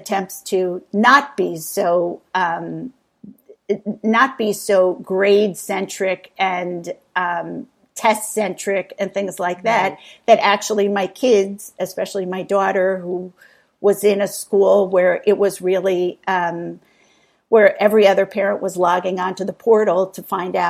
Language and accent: English; East Coast, United States; I grew up on the East Coast in a high-pressured, affluent town with really academically oriented and education-centric parents